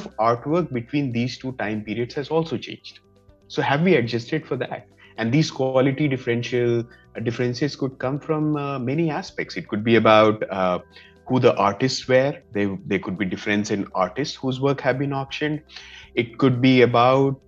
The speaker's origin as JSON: {"language": "English", "area": "Madhubani region", "region": "Bihar", "country": "India", "said": "I come from Madhubani region of India."}